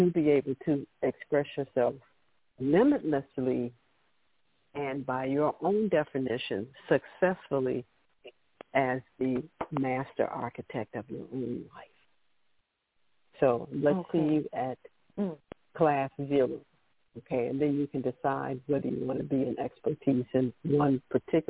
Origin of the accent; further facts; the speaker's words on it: Chicago, Illinois, United States; I grew up there in Chicago